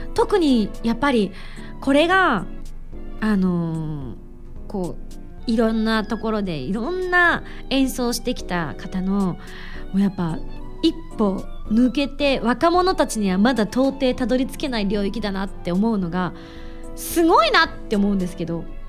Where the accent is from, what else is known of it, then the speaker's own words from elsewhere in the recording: Yamaguchi, Japan; moved away; 私の地元も山口